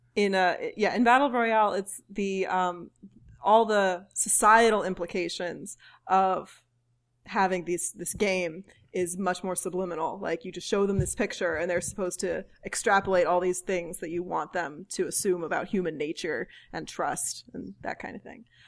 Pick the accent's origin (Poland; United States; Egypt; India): United States; as an American